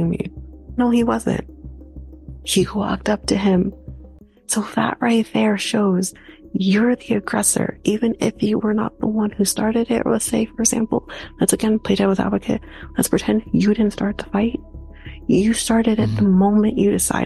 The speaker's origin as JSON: {"language": "English", "country": "Canada", "said": "we're Canadian"}